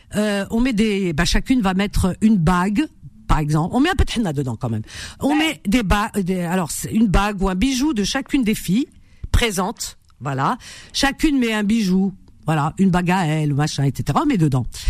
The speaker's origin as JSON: {"language": "French", "country": "France", "tie": "born or raised there", "said": "j'ai grandi en France"}